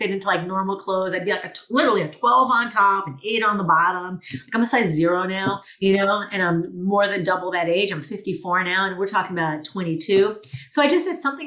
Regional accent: New York, United States; moved away as an adult; also born or lived in Los Angeles; I'm from New York originally

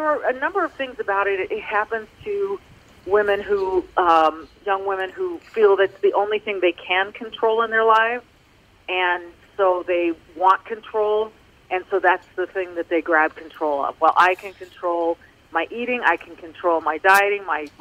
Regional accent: Manhattan Beach, California, United States; I grew up in Manhattan Beach, where every summer girls were in their bikinis all over the beach

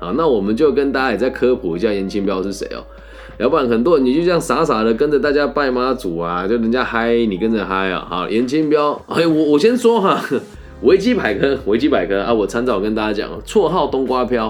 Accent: Changhua, Changhua County, Taiwan; 在我的家乡彰化

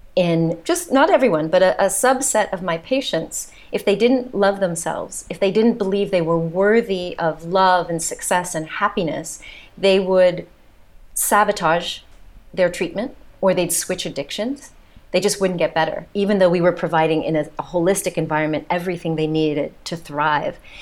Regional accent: United States; accent: American; moved away as an adult; also born or lived in south of France; now in France; you can tell by my accent, I'm the mm-hmm. American here

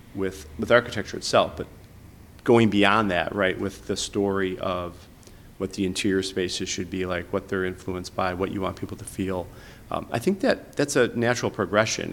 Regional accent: Chicago, Illinois, United States; I grew up on Southwest Side, just like near Midway Airport

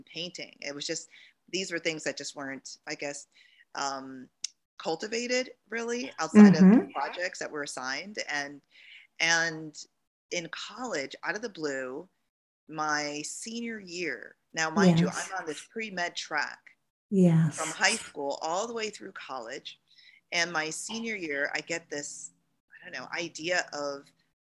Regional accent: Jamaica; moved away; And I'm from Jamaica. I was born there and my parents immigrated here

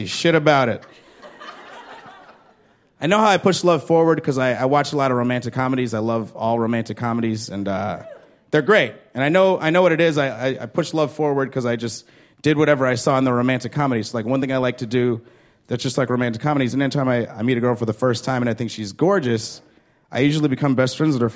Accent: Chicago, Illinois, United States; I'm from Chicago

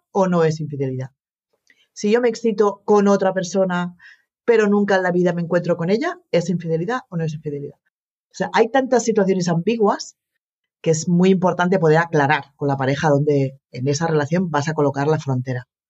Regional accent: Barcelona, Catalonia, Spain; yo nací en Barcelona y me he criado en Barcelona

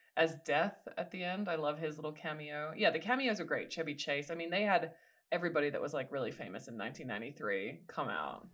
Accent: Australia; as an Australian

